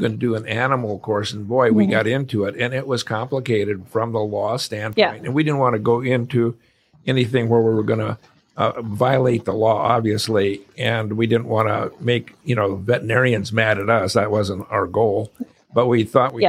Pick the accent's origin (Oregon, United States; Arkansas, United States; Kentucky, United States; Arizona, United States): Arizona, United States; I'm from Arizona